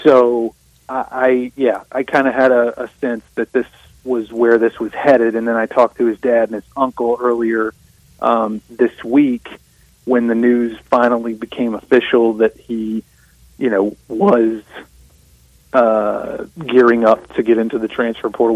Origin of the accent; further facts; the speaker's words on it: South Mississippi, United States; I'm from South Mississippi